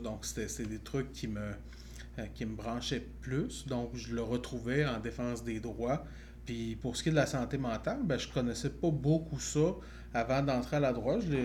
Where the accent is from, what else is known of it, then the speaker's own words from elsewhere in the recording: Chaudière-Appalaches, Quebec, Canada; moi, j'ai grandi dans Chaudière-Appalaches